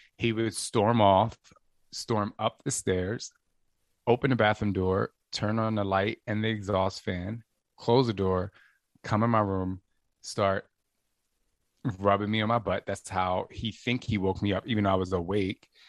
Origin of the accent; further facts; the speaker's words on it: New Jersey, United States; also born or lived in Los Angeles, United States / New York, United States; now in Phoenix, United States; I'm from Jersey